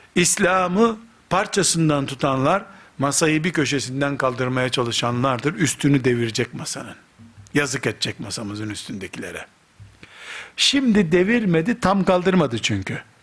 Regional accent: Black Sea Region, Turkey; Karadeniz çocuğu olduğumuzu

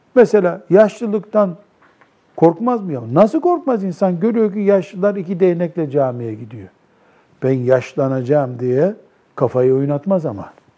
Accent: Black Sea Region, Turkey; bizim Karadeniz'de

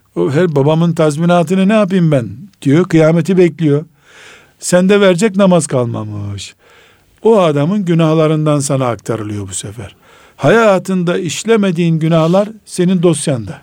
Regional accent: Black Sea Region, Turkey; ben Karadeniz adamıyım

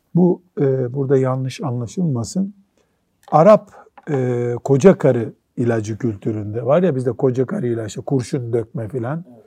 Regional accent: Black Sea Region, Turkey; bizim Karadeniz'de

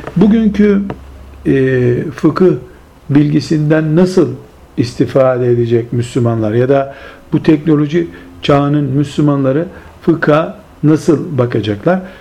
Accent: Turkey; bizim memleketimiz, Türkiye'mizi kastederek söylüyorum

